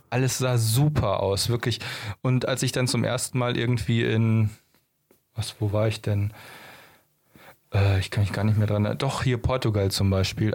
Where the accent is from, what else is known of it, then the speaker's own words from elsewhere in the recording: Germany; bei uns in Deutschland